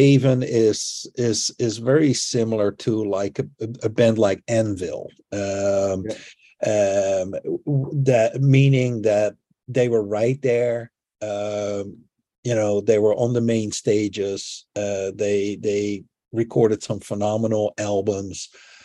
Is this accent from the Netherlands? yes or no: yes; Netherlands; growing up in the Netherlands